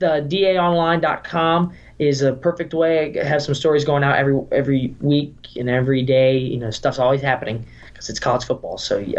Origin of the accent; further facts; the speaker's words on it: Alabama, United States; moved away; also born or lived in West Virginia; I'm from Alabama, so I've lived my life, you know, SEC football.